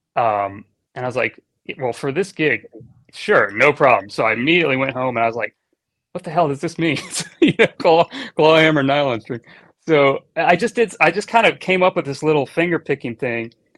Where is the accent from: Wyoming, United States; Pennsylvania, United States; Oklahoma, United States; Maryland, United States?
Maryland, United States; Annapolis; moved away as an adult; also born or lived in Miami, Florida; now in Los Angeles, United States; I was born and raised in Annapolis, Maryland